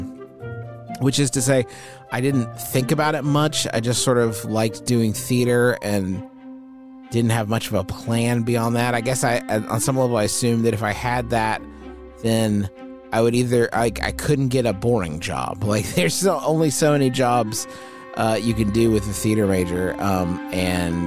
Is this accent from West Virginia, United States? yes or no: yes; Huntington, West Virginia, United States; It's my hometown here in Huntington, West Virginia